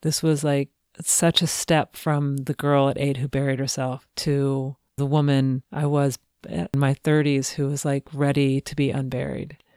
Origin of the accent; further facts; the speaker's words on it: Cincinnati, Ohio, United States; I grew up in Cincinnati